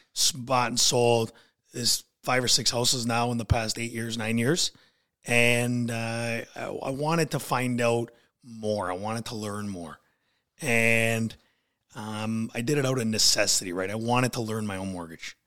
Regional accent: Niagara Falls, Ontario, Canada; now in Port Colborne, Canada; I was born and raised in, uh, Niagara Falls

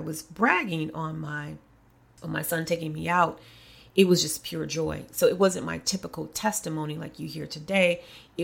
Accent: Kankakee, Illinois, United States; moved away; Kankakee is my hometown in so many ways

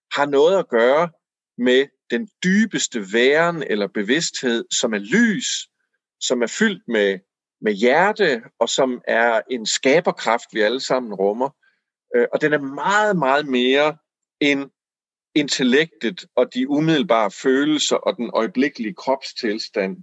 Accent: Aarhus, Central Denmark Region, Denmark; jeg voksede op i Aarhus

